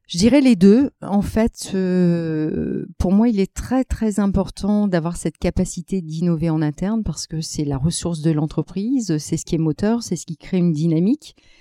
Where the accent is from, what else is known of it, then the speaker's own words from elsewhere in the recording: Lille, Hauts-de-France, France; moi qui suis lilloise d'origine